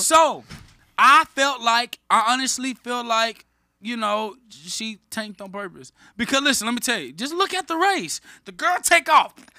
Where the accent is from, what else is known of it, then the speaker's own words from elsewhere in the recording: Dallas, Texas, United States; I'm from Dallas